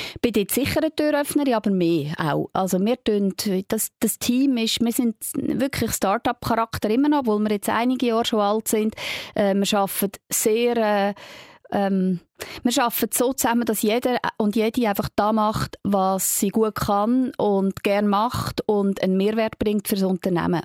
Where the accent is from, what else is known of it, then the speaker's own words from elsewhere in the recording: Switzerland; für uns in der Schweiz mit unserer direkten Demokratie